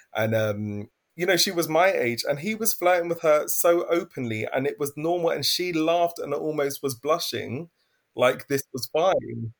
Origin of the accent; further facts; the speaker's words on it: London, United Kingdom; I'm originally from East London.